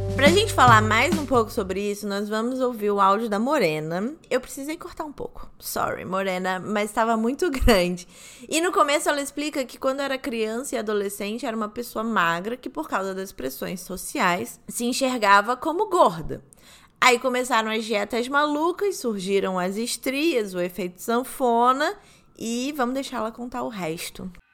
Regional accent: Rio de Janeiro, Brazil; accent: carioca; moved away; meu sotaque carioca voltando.

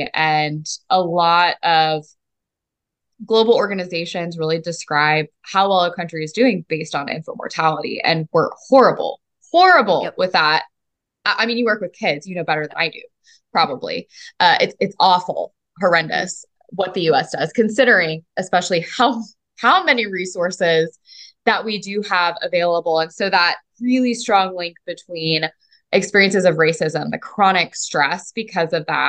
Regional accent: Mississippi, United States; So I grew up in Mississippi, despite me lacking an accent, as you may notice, although it does come out a little bit when I'm angry and or intoxicated. And my family was not from the South.

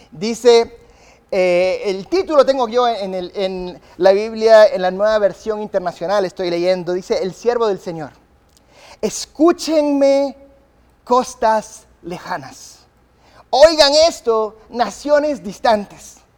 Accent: England, United Kingdom; born there; yo nací en Inglaterra. Mis padres eran misioneros de Inglaterra, mis padres son tan ingleses eh, que si me cortas no hay sangre, hay té, ¿verdad?

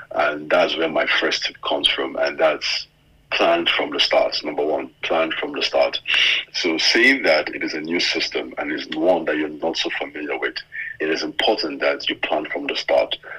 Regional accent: Nigeria; being a Nigerian, being a Nigerian

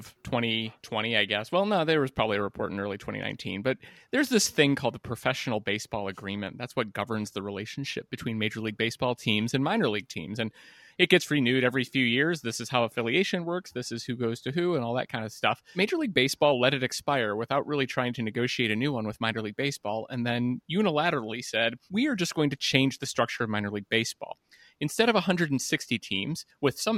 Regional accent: West Virginia, United States; I'm from West Virginia that has a couple of Appalachian teams

